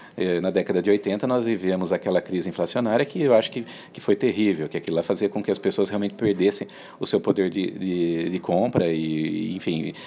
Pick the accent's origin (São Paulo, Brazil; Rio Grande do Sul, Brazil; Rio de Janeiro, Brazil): São Paulo, Brazil; Americana; Eu sou lá da região de, de Americana, Campinas